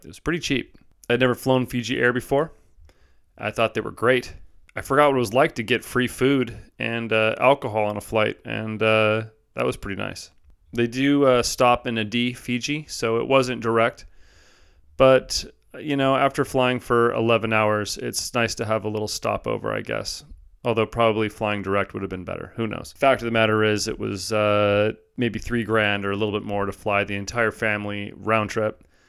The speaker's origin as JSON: {"language": "English", "region": "Southern California", "country": "United States", "moved": "yes", "said": "I'm from originally Southern California"}